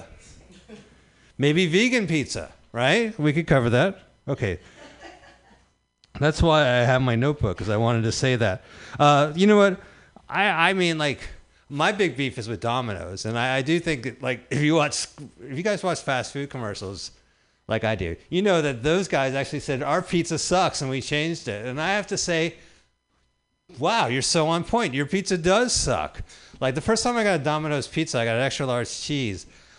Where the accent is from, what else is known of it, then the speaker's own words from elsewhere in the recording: New Jersey, United States; And I grew up in New Jersey, so let me just tell you that East Coast pizza delivery robots are fucking better than fucking California pizza delivery robots.